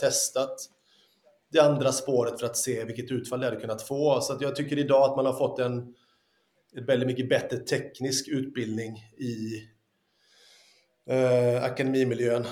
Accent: Lysekil, Västra Götaland, Sweden; also born or lived in Italy; när jag var ung hemma i Lysekil.

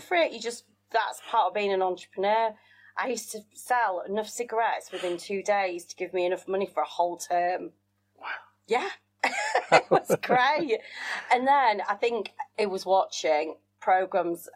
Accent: Wakefield, Yorkshire and the Humber, United Kingdom; accent: northern; also born or lived in South Africa; I was brought up in Yorkshire. So from my accent, lots of people assume I'm born and bred a northerner, which I suppose yeah. I am

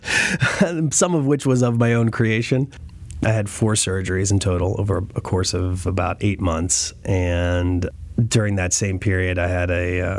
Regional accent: New Kensington, Pennsylvania, United States; moved away as an adult; also born or lived in Istanbul, Turkey / Cairo, Egypt; I'm from New Kensington

